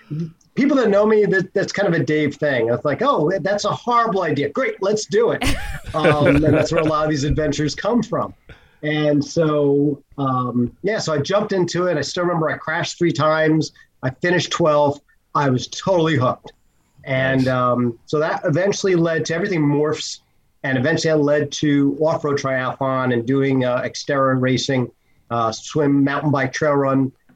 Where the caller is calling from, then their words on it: New Jersey, United States; From the Garden State, New Jersey.